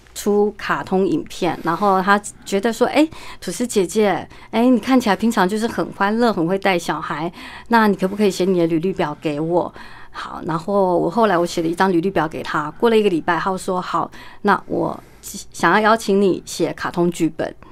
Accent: Yunlin County, Taiwan; moved away; 在云林的麦当劳，在我老家

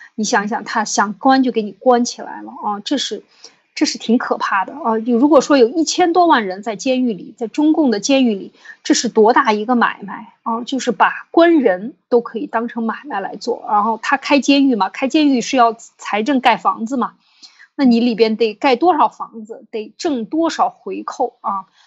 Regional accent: China; 我们中国人

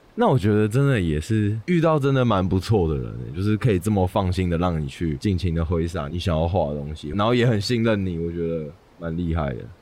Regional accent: Kinmen County, Taiwan; moved away as an adult; now in Taipei, Taiwan; 我的家乡在金门。升上大学之后，我回来台北读大学嘛，可能有时候寒暑假啊要回金门的家，跟朋友聚餐或者是陪陪家人这样子

